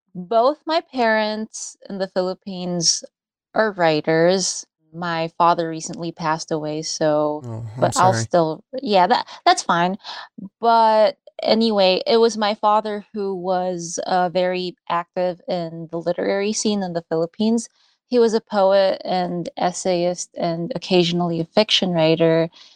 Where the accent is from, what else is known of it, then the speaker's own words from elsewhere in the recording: United States; when I was growing up in the States, I felt in many ways alienated.